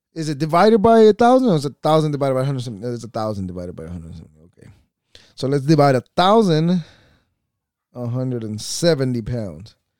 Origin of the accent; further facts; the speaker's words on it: United States; we are American as fuck. This is where we are, and this is where we belong.